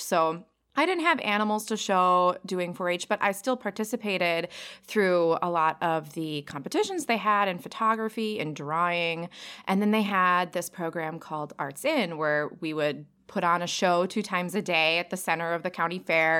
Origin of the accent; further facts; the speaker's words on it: Cottage Grove, Minnesota, United States; now in southeastern Wisconsin, United States; I am originally from Cottage Grove, Minnesota. It's a tiny suburb outside the Twin Cities.